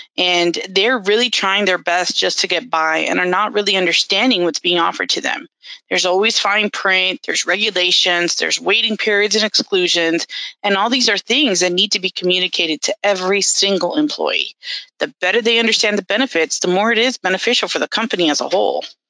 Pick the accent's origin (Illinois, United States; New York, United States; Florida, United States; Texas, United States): Florida, United States; Miami; moved away; I was born and raised in Miami, Florida and I lived there for about 30 some years